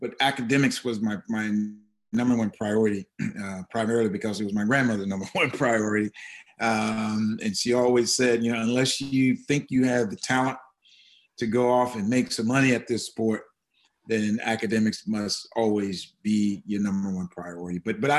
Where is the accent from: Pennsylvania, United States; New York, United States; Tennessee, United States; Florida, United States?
Tennessee, United States; Jackson; I grew up in West Tennessee, about 60 miles out of Memphis.